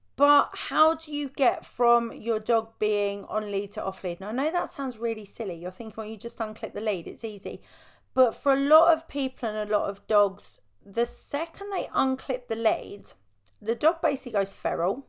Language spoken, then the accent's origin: English; United Kingdom; I am British